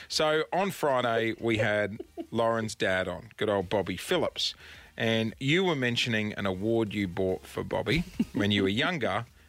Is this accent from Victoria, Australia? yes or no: no; Queensland, Australia; I grew up in Queensland.